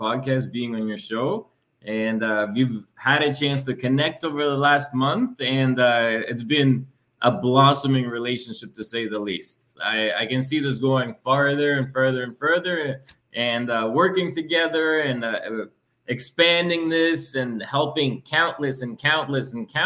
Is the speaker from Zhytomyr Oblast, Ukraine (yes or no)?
no; Lviv, Lviv Oblast, Ukraine; moved away; also born or lived in London, Ontario; I was born in Lviv, Ukraine, a very western part of Ukraine, close to Poland, Eastern Europe